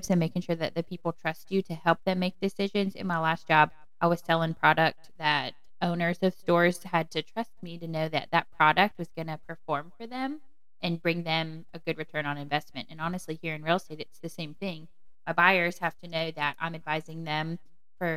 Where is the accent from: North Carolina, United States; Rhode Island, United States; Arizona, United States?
North Carolina, United States; Raleigh; I'm from the Raleigh area, born and raised here